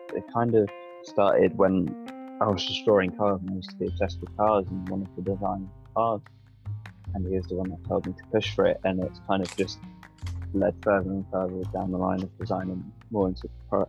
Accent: Brighton, South East England, United Kingdom; I grew up in Brighton. Lived here all my life

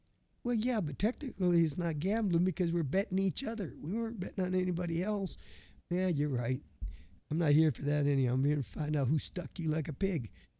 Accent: Burlington, Wisconsin, United States; now in Kansas, United States; Down in the southeast part, down near a town called Burlington, Wisconsin

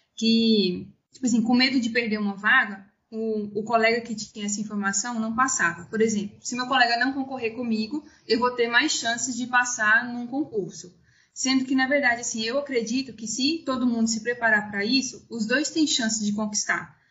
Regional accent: interior of Minas Gerais, Brazil; moved away as an adult; also born or lived in Ouro Preto; eu sou do interior de Minas Gerais, na cidade de Pitani

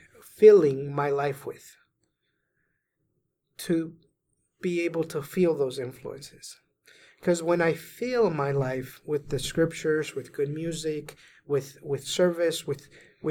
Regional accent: Venezuela; moved away; I was raised in Venezuela and all my family was Catholic

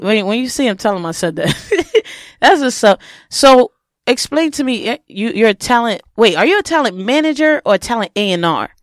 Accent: New York, United States; I'm from New York

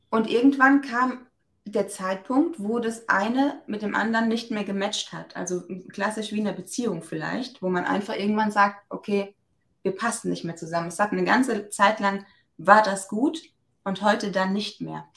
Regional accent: Germany; Ich bin ja aus dem Westerwald, wie man ab und zu vielleicht auch nochmal hört

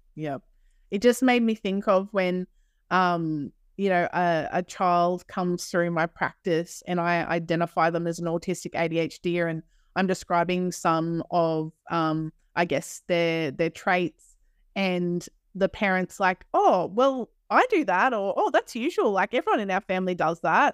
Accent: Australia; accent: Australian; we are from Australia

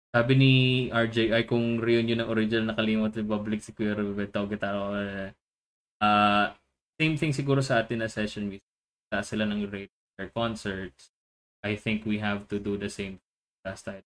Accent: Philippines; the Filipino in me

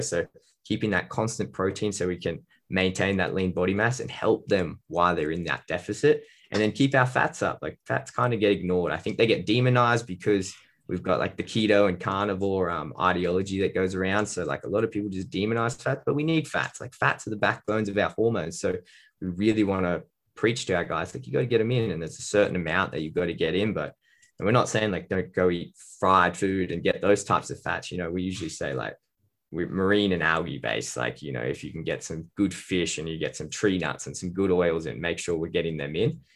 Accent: Australia; I'm a dietitian from Australia

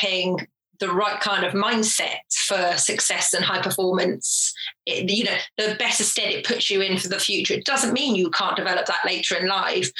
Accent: Jersey; also born or lived in England; I was born in England, but when I was three, my family moved to Jersey in the Channel Islands, tiny little island.

